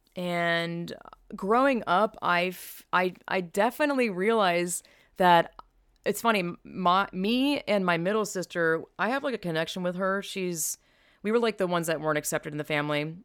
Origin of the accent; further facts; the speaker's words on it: the South, United States; I'm from the South